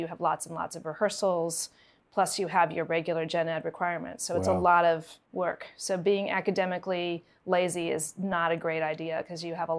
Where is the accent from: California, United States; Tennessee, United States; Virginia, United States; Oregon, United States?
Virginia, United States; Harrisonburg; moved away as an adult; also born or lived in Rochester, New York / New York City; I grew up in Harrisonburg, Virginia, which is about an hour away from here. My parents are musicians, and my dad was the orchestra director at James Madison University, and my mom was a music ed professor at Eastern Mennonite University. So I've been in this area for a long time.